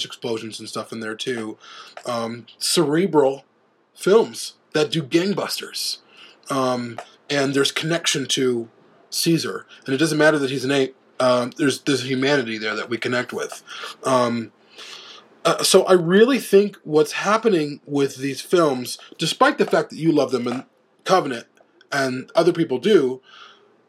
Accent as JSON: {"language": "English", "town": "Chicago", "region": "Illinois", "country": "United States", "tie": "born or raised there", "said": "I grew up in Chicago"}